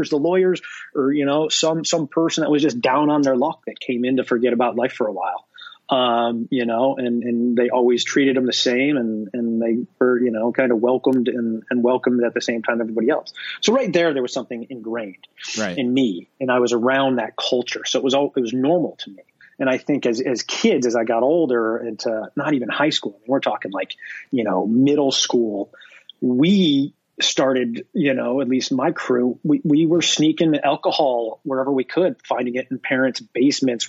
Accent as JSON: {"language": "English", "town": "Binghamton", "region": "New York", "country": "United States", "tie": "born or raised there", "moved": "yes", "said": "growing up in Binghamton, I thought it was very normal until I left Binghamton."}